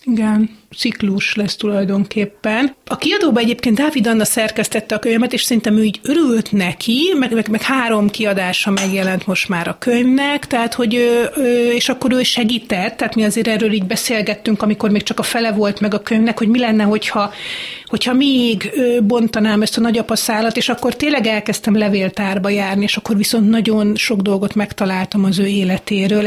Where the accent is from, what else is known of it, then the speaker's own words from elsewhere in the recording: Hungary; a gyerekkoromban a Balatonparton